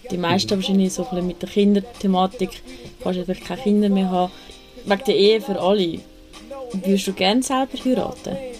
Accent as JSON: {"language": "German", "town": "Küsnacht", "region": "Zurich", "country": "Switzerland", "said": "ich komme auch aus Küsnacht"}